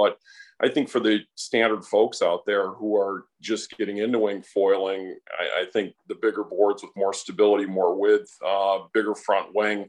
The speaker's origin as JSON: {"language": "English", "town": "Buffalo", "region": "New York", "country": "United States", "said": "I'm actually from Buffalo, New York."}